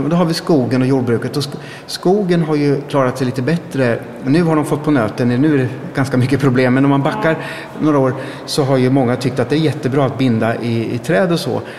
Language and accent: Swedish; Östergötland, Sweden; det är mitt hemlän